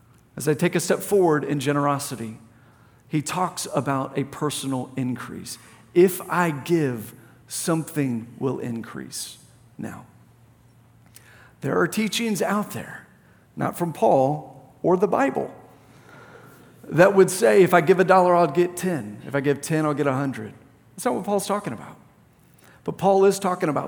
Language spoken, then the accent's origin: English; Plano, Texas, United States; I grew up in Plano